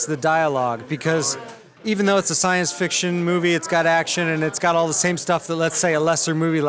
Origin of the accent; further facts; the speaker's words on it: Chicago, Illinois, United States; I'm from Chicago, Illinois.